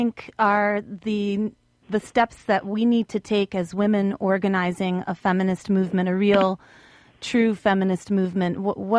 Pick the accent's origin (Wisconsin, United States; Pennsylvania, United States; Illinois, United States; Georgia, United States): Wisconsin, United States; Madison; I live here in Madison, Wisconsin